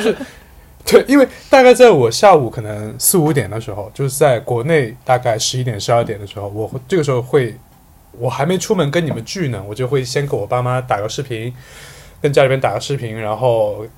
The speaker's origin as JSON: {"language": "Chinese", "region": "Sichuan", "country": "China", "moved": "yes", "said": "我作为一个四川人是的，今年第一次打麻将"}